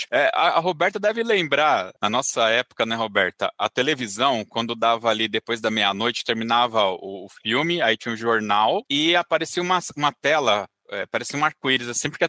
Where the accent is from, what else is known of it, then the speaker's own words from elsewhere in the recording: São Luís, Maranhão, Brazil; Eu sou de São Luís do Maranhão.